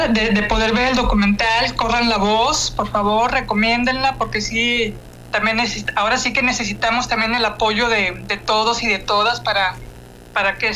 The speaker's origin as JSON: {"language": "Spanish", "region": "Coahuila", "country": "Mexico", "also_born_or_lived": "Nuevo León", "said": "yo también soy originaria de Coahuila."}